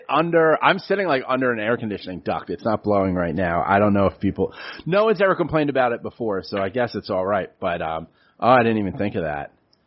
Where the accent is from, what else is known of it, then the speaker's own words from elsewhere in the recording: New York City, New York, United States; And so I grew up on City Island. And City Island is racist, is really the best way okay. to put it. Grew up around racism